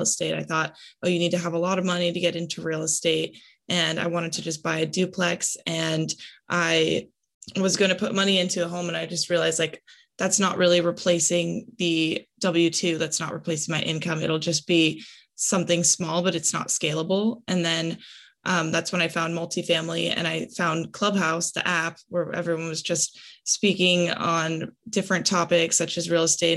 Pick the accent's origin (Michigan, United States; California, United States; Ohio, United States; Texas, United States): California, United States; Los Angeles; I'm originally from California, Los Angeles